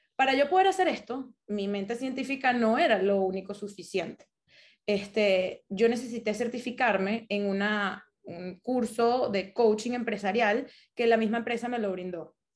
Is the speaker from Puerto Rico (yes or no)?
no; Caracas, Capital District, Venezuela; moved away; crecí toda mi vida en Caracas.